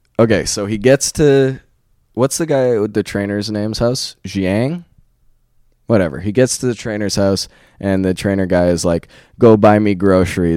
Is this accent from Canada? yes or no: yes; Canada; as a Canadian